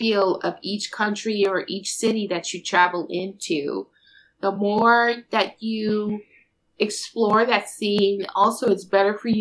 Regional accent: Denver, Colorado, United States; moved away; my hometown, Denver Co.

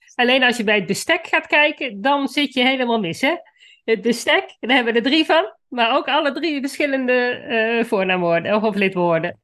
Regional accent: Netherlands; ik kom van de Duitse grens, dus Duits was voor mij, toen ik op de middelbare school kwam, al redelijk gesneden koek.

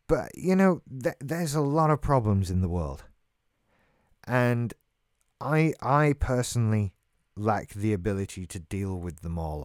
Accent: England, United Kingdom; I'm English. I live in Great Britain.

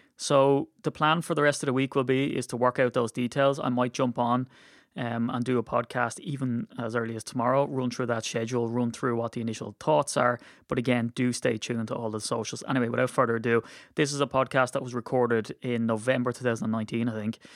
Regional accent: Ireland; as an Irishman

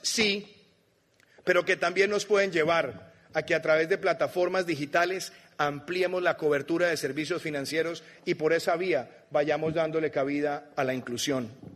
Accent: Colombia; como colombiano.

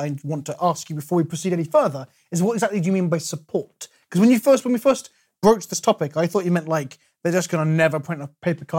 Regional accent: England, United Kingdom; No, it's not Australia, but I'm from England.

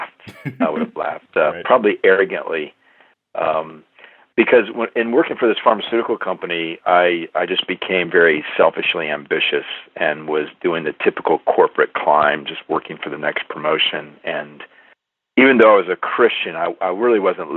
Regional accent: Midwest, United States; moved away; also born or lived in Converse, Indiana; I'm from the Midwest

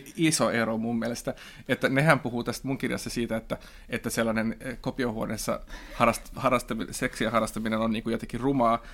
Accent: Finland; first language Swedish; Finnish is a second language; mä oon kaksikielinen, mutta silti niin kuin, mun äidinkieli on ruotsi ja kirjoitan ruotsiksi

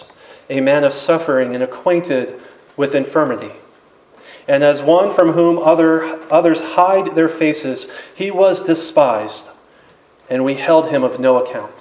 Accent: Apopka, Florida, United States; I'm from Apopka

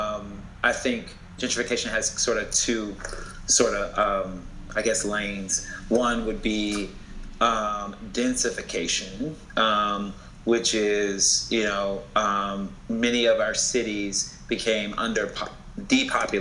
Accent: Jacksonville, Florida, United States; moved away as an adult; now in Washington, D.C., United States; I'm from Jacksonville, Florida, originally

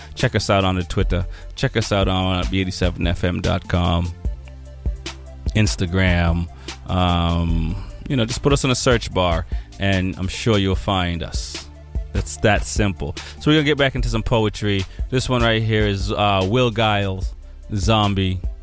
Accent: Jamaica; now in Boston, United States; I'm Jamaican

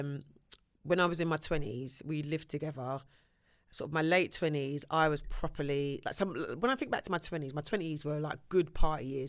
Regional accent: London, United Kingdom; I'm from Shepherd's Bush

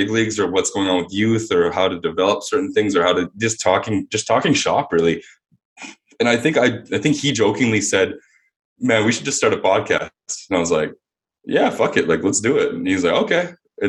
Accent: Winnipeg, Manitoba, Canada; moved away as an adult; But I'm very thankful about growing up in Winnipeg, though, man.

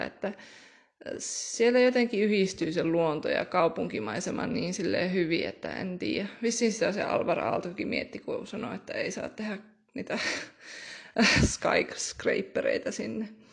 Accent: Rovaniemi, Lapland, Finland; mä olen koko elämäni oikeastaan asunut Rovaniemellä

